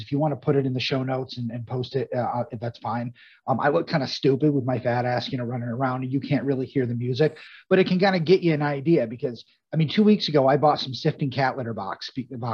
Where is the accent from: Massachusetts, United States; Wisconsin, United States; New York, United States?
New York, United States; Altmar; I'm from Altmar, Williamstown area